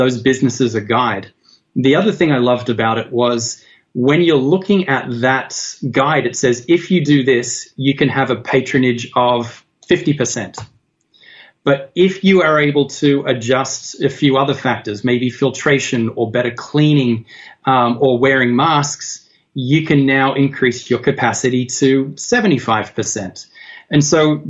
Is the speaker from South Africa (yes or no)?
no; Australia; now in United States; I'm not an American. I'm from Australia